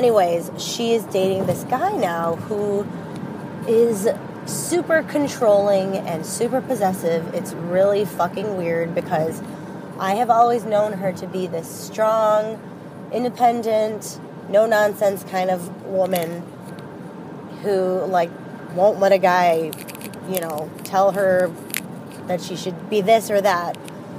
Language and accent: English; Chicago, Illinois, United States; I am 33 from Chicago.